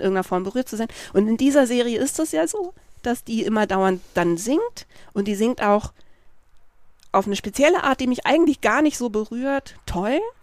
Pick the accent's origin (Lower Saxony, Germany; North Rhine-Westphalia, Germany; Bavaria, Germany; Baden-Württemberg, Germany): Baden-Württemberg, Germany; Freiburg; also born or lived in Berlin; ich bin ja mit einer lesbischen Mutter aufgewachsen in Freiburg, was jetzt natürlich nicht Manhattan, Kansas war, aber wir kamen aus Berlin mhm. und wir mhm. sind da hingezogen, da war ich sechs